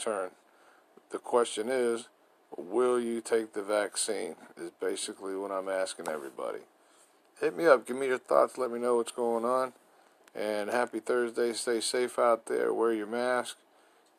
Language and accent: English; Florida, United States; also born or lived in Brooklyn, New York City; I was born in New York City, Brooklyn, but raised here in Florida, living in Winter Garden